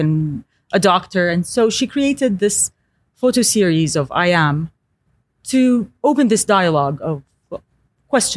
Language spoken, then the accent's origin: English; Eastern Province, Saudi Arabia; moved away as an adult; also born or lived in San Francisco, United States / Los Angeles, United States / Paris, France; I grew up in the East Coast, Eastern Province.